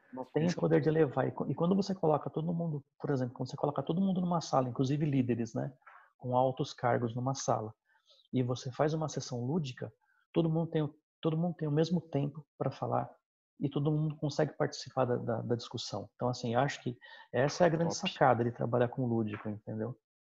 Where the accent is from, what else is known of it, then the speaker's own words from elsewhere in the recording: São Bernardo do Campo, São Paulo, Brazil; now in Osasco, Brazil; eu sou natural da BC